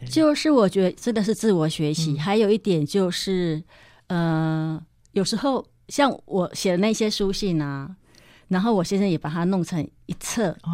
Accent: Yilan County, Taiwan; moved away as an adult; also born or lived in Taipei; 我是宜兰乡下出生的小孩，嗯。然后一直都住在宜兰

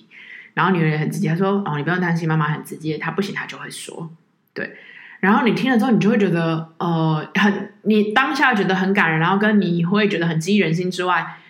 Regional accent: Taiwan; 就跟我们台湾人在你得到癌症的时候，

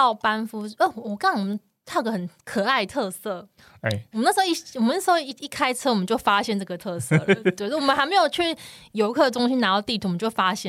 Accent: Taiwan; 我们也是台湾人，就期期待下雪这件事情

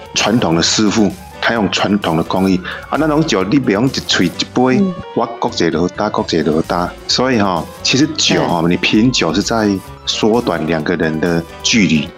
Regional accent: Taiwan; 我们台湾人

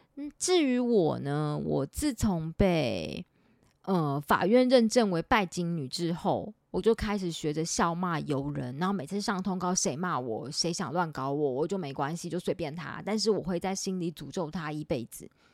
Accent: Taipei, Taiwan; 因为我是台北人

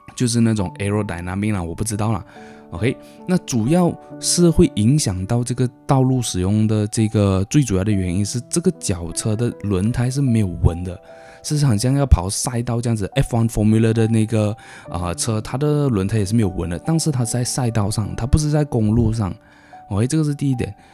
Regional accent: Malaysia; 我们，呃，马来西亚公民

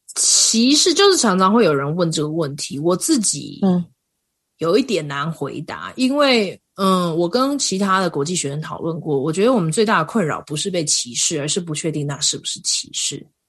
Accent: Kaohsiung, Taiwan; moved away as an adult; now in Colorado, United States; 因为我是高雄人嘛，所以高雄常嗯。常也是大太阳

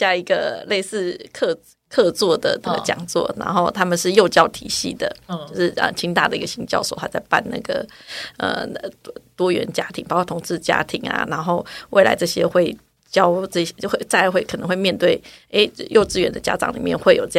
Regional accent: Taiwan; 我的台湾，我的孩子在台湾这边能够长大，真的非常幸运。

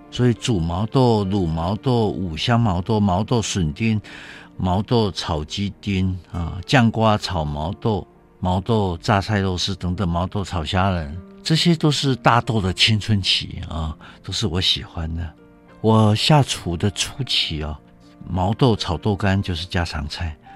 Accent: Taiwan; 不过我们台湾人勤俭持家已经变成集体的习惯了

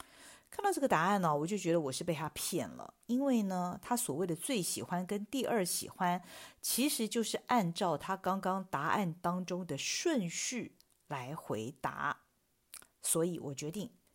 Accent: Taiwan; 我们台湾人讲的是伸展

